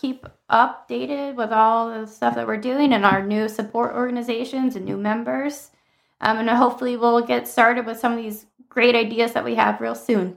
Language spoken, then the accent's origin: English; Maryland, United States; moved away; also born or lived in Southern California; I grew up in Maryland in a very diverse area